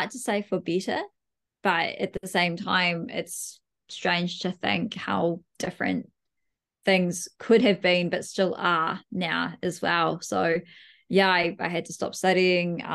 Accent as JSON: {"language": "English", "town": "Dunedin", "region": "Otago", "country": "New Zealand", "tie": "born or raised there", "said": "I was from Dunedin as well"}